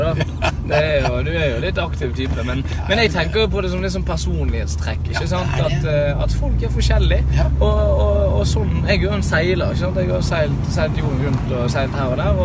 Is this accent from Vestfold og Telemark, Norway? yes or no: no; Bergen, Vestland, Norway; jeg er fra Bergen